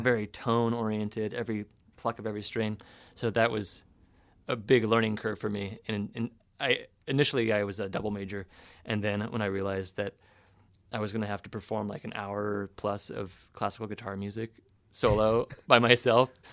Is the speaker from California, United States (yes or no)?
yes; Sonoma, California, United States; Northern California, so Sonoma